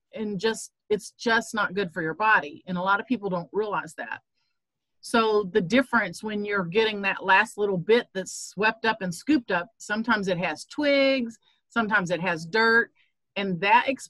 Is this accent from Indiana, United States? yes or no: yes; Southern Indiana, United States; I grew up in Southern Indiana